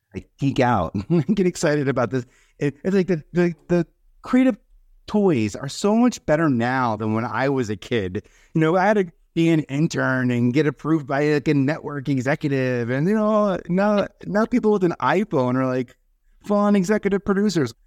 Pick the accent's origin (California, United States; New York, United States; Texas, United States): New York, United States; New York City; now in Brooklyn, United States; I'm originally from Staten Island